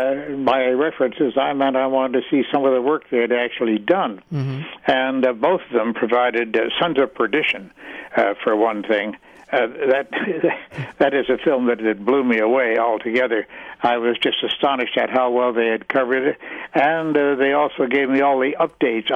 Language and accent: English; Canada; I was born and raised in Canada